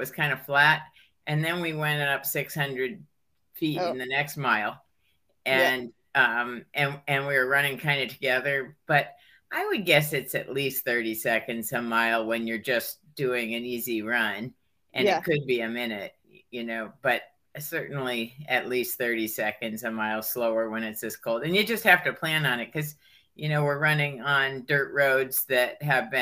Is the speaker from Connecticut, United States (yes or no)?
yes; Hartford, Connecticut, United States; moved away as an adult; also born or lived in Pennsylvania / Ohio; now in Vermont, United States; I mostly grew up in Connecticut, and I was born in Pennsylvania and went to first, second, and third grade in Ohio. But then from fourth grade on, I was in a suburb of Hartford